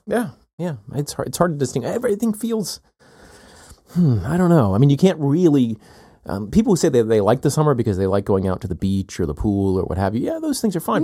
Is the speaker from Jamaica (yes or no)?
no; South Carolina, United States; moved away as an adult; also born or lived in Chicago / Texas / California / Northeast US; now in Athens, Georgia, United States; I grew up in South Carolina. I'm here now